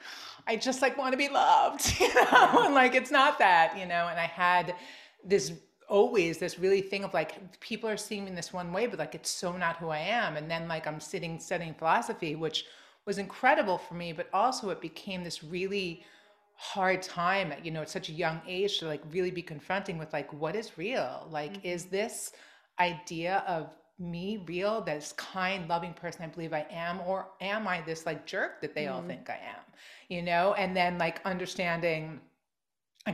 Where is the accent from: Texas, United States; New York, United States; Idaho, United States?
New York, United States; Long Island; I grew up in Long Island and I never totally fit